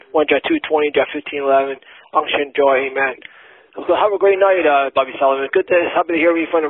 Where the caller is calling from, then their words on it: Toronto, Ontario, Canada; I'm calling here in Toronto. I say hi to your brother, Bobby Solomon. I'm calling from Toronto, Canada.